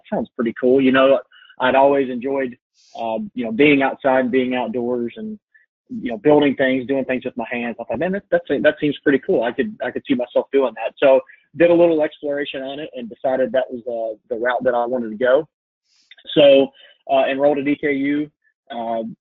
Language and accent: English; Lexington, United States; also born or lived in Alaska; I was born and raised here in Lexington